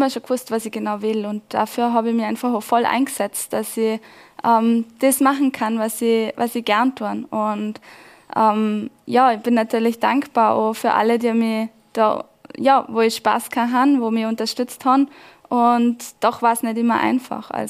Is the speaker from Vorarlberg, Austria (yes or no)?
yes; Laterns, Vorarlberg, Austria; mein Heimatskigebiet. Das ist meine Heimat, wo ja, wo mir auch so gut tut, wo ähm, wo ich immer wieder gern zurückkehre.